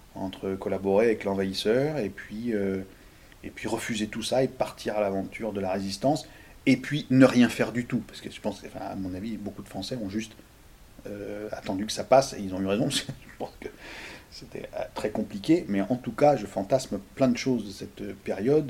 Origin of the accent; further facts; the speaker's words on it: Lyon, Auvergne-Rhône-Alpes, France; j'ai vécu beaucoup chez les Italiens à Gerland, à Lyon. J'ai J'y ai été élevé